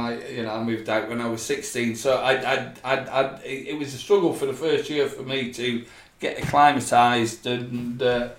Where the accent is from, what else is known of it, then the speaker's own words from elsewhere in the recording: Scotland, United Kingdom; Because I grew up in Scotland